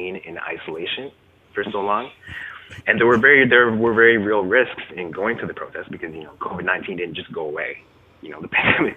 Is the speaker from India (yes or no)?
no; Canada; I grew up in Canada